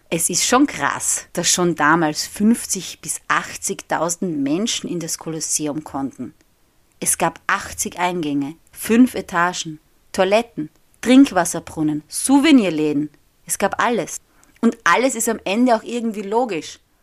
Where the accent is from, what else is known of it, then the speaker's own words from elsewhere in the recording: Austria; first language German; moved away as an adult; now in Rome, Italy; in meinem Heimatort in Österreich